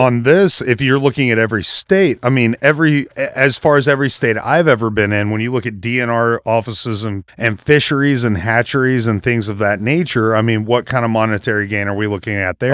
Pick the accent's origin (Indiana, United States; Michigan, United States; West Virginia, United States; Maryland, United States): West Virginia, United States; I'm from West Virginia